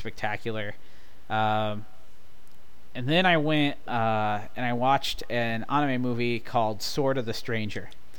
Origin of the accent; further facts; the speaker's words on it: Midwest, United States; I'm born and raised in the Midwest